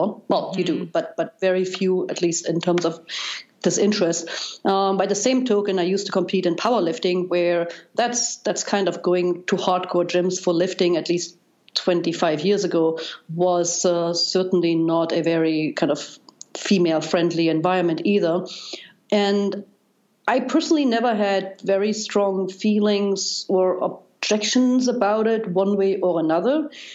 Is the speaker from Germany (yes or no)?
yes; East Germany, Germany; English is a second language; moved away as an adult; also born or lived in Darmstadt, Germany; now in United States; as you probably can tell by now by my accent, I, I grew up in Germany, and East Germany uh, uh